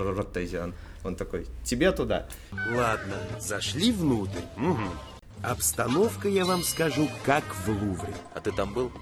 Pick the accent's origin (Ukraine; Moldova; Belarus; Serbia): Belarus; Minsk; Из Минска